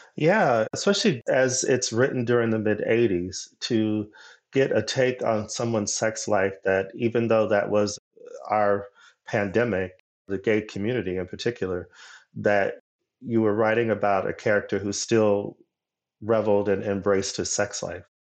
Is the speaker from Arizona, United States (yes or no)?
yes; Arizona, United States; moved away; also born or lived in Los Angeles; my home state of Arizona